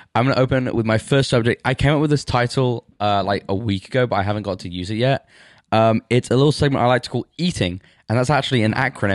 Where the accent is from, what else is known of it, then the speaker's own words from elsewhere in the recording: England, United Kingdom; I'm from England, that's how it works, you root for your country